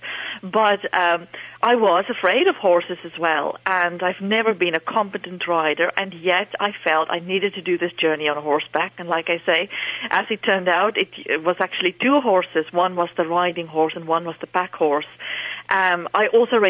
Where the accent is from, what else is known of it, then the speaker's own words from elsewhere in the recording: South Africa; moved away as an adult; now in Dublin, Ireland; I'm actually from South Africa, born and bred in South Africa, and my family are still living there